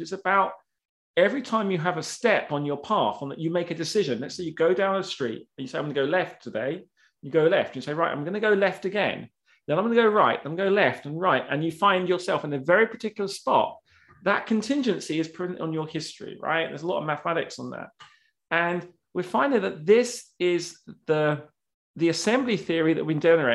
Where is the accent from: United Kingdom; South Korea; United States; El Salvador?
United Kingdom; I'm British